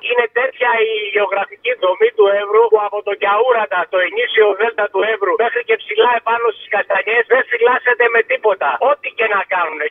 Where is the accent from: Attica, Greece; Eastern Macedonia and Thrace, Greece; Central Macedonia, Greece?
Eastern Macedonia and Thrace, Greece; Alexandroupolis; Αλεξανδροπολίτη και έχω υπηρετήσει και στον Εύρο το 84 και το 85 στην πατρίδα μου